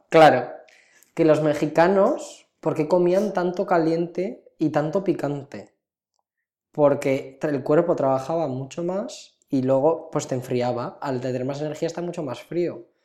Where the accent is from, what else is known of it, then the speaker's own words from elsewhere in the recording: near Cariñena, Aragon, Spain; moved away; una localidad cercana a mi pueblo natal, Cariñena